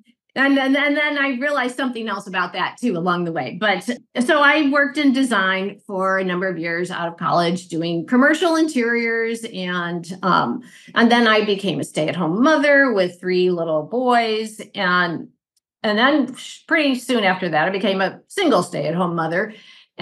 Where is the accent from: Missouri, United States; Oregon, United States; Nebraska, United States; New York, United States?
Missouri, United States; St. Louis; I am from St. Louis, Missouri